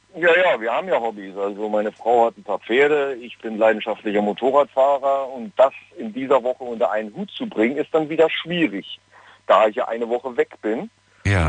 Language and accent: German; Bayreuth, Bavaria, Germany; ich komme aus Bayreuth, ich bin Kraftfahrer